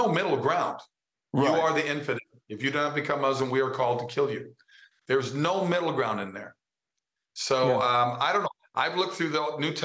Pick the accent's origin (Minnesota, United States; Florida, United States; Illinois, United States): Minnesota, United States; moved away; I grew up in Minnesota